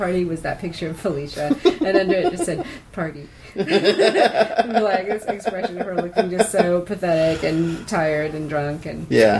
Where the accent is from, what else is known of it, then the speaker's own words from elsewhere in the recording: Seattle, Washington, United States; I'm from Seattle